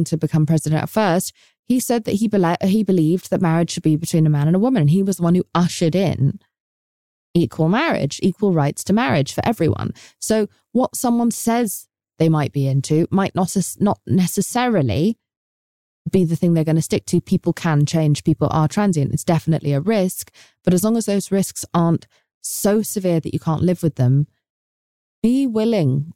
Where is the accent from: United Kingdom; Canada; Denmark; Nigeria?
United Kingdom; England; now in United States; as an English person